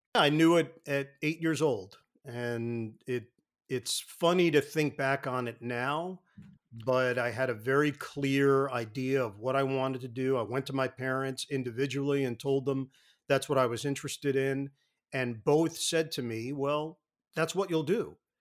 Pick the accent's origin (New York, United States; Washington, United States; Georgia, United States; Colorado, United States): New York, United States; New York City; I grew up in Queens